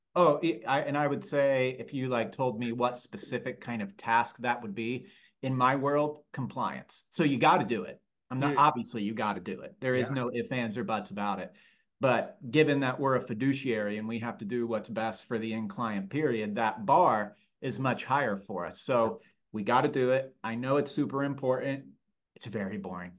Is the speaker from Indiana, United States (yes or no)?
yes; Lafayette, Indiana, United States; moved away as an adult; also born or lived in Chicago; born and raised in Lafayette, Indiana, and spent more or less the first 22 years of my life there